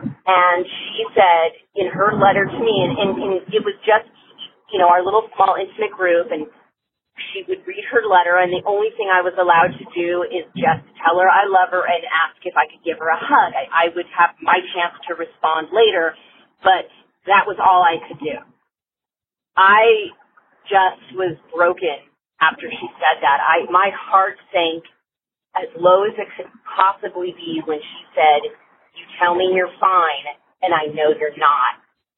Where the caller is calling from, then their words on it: California, United States; I'm calling from California